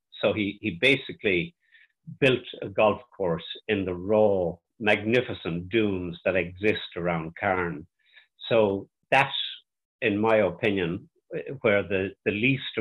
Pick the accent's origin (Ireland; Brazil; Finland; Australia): Ireland; County Mayo, Connacht; now in Dublin, Ireland; I'm originally from County Mayo, but living in Dublin.